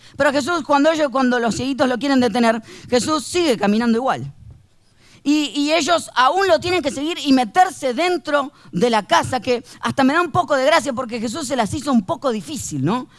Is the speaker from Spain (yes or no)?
no; Argentina; Somos conocidos los argentinos por el tango